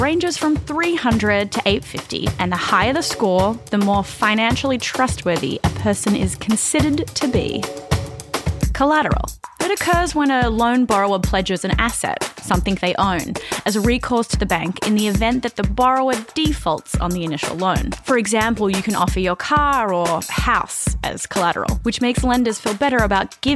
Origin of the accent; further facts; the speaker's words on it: Australia; moved away as an adult; now in United States; And I'm from Australia. I moved to the US about 6 years ago.